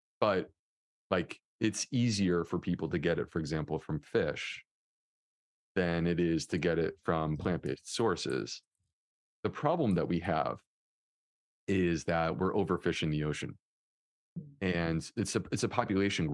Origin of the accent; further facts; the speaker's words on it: Northeast, United States; now in Charleston, United States; I grew up in the Northeast, like close to New York City.